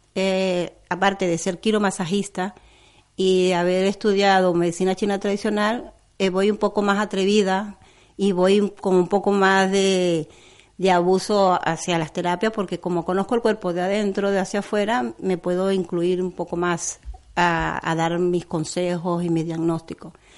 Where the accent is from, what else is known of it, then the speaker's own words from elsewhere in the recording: Venezuela; moved away; soy venezolana